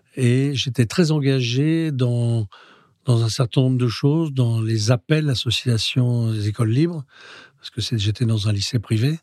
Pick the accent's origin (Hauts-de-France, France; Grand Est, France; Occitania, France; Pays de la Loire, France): Hauts-de-France, France; Roubaix; also born or lived in Spain; nous sommes de Roubaix. le cœur et le fief de notre famille, c'est Roubaix.